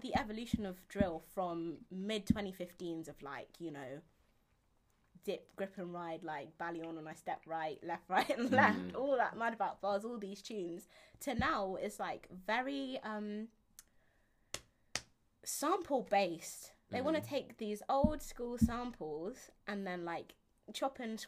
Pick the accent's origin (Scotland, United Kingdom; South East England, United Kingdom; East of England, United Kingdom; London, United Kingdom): London, United Kingdom; I'm from Camberwell, so, Camberwell Peckham